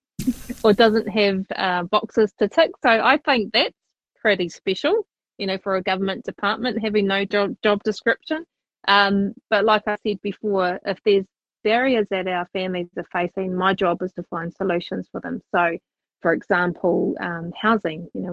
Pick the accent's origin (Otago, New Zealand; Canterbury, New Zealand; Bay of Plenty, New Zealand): Canterbury, New Zealand; Christchurch; moved away; Born and bred in Christchurch